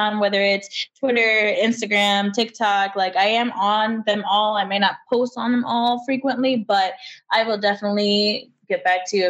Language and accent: English; Michigan, United States; I'm from Michigan.